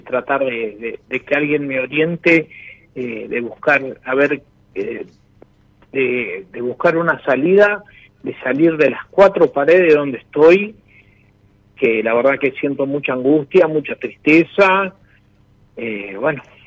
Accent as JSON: {"language": "Spanish", "town": "Chivilcoy", "region": "Buenos Aires Province", "country": "Argentina", "said": "yo soy de acá de Chivilcoy también"}